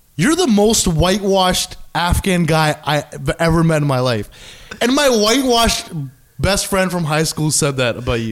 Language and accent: English; Canada; I'm Canadian. I'm like Indian by heritage, but mm-hmm. I don't live in India